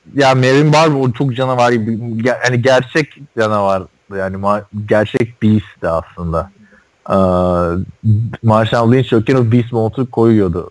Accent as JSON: {"language": "Turkish", "region": "Istanbul", "country": "Turkey", "tie": "born or raised there", "said": "International Hospital'a, Bakırköy'deki. Daha sonra orada doğdum ben"}